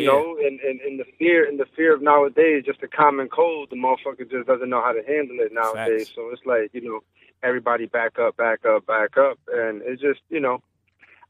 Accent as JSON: {"language": "English", "town": "Waterbury", "region": "Connecticut", "country": "United States", "tie": "born or raised there", "also_born_or_lived": "Puerto Rico / Rhode Island", "said": "I just lived in Waterbury my whole life. For the most part, grew up on the South End"}